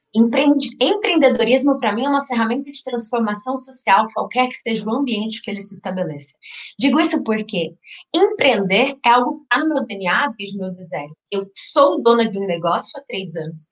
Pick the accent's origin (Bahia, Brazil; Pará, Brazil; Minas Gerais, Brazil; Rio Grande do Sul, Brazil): Minas Gerais, Brazil; now in São Paulo, Brazil; sou mineira por criação, paulista por vocação.